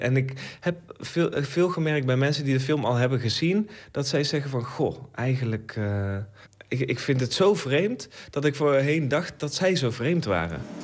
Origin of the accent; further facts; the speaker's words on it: Netherlands; ik zelf een Nederlandse maker ben